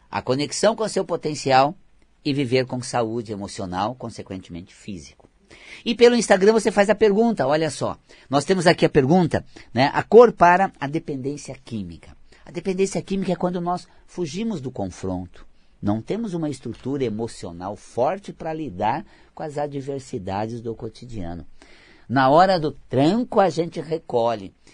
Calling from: Atibaia, São Paulo, Brazil; sou de Atibaia, já falei com você algumas vezes.

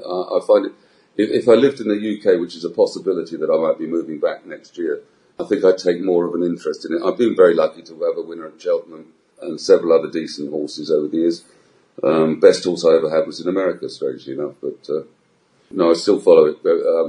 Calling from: Gibraltar; Yes, I'm speaking from Gibraltar.

